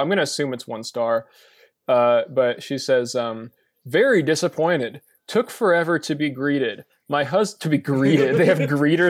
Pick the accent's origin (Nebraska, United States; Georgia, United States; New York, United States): Nebraska, United States; Sometimes I've told someone I was from Nebraska